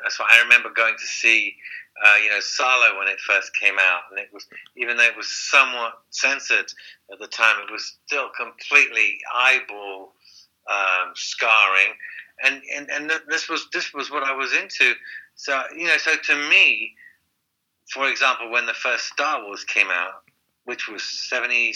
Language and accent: English; London, United Kingdom; also born or lived in Highgate, London; I went to school in Hampstead in North London